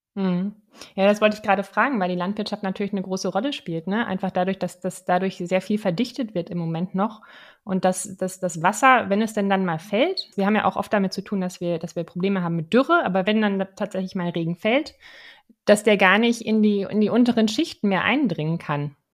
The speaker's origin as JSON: {"language": "German", "country": "Germany", "said": "bei uns in Deutschland"}